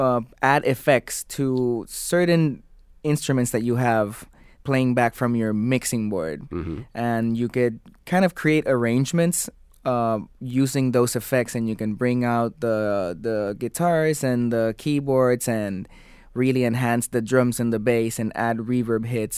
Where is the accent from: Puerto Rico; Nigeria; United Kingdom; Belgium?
Puerto Rico; Puerto Rico is very close to Jamaica.